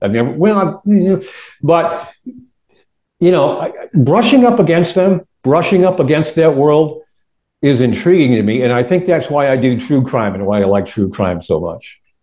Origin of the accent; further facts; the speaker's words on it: Warren, Michigan, United States; I grew up in Warren, all right, right on the northern border of Detroit, Michigan